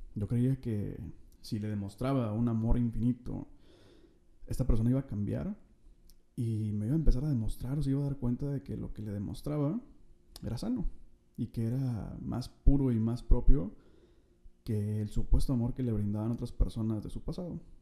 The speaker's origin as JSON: {"language": "Spanish", "town": "Monterrey", "region": "Nuevo León", "country": "Mexico", "said": "soy de Monterrey"}